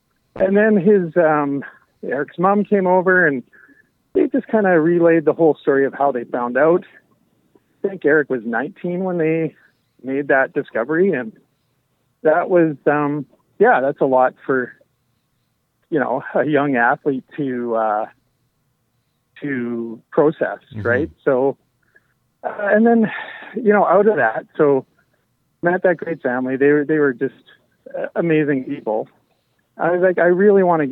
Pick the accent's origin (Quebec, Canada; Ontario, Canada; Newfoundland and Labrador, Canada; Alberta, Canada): Alberta, Canada; Medicine Hat; I grew up in Medicine Hat